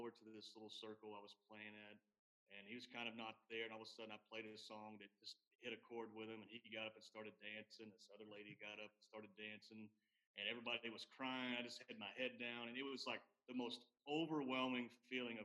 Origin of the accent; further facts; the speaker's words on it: Chattanooga, Tennessee, United States; I'm originally from Chattanooga